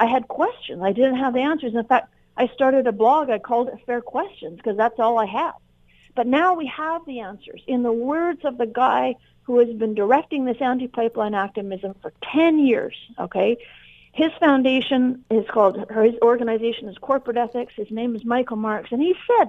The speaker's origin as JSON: {"language": "English", "country": "Canada", "said": "we're all Canadian here"}